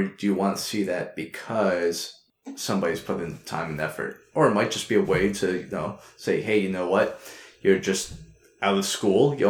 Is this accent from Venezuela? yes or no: no; Quebec, Canada; I'm originally from Quebec, that has its own system outside of Canada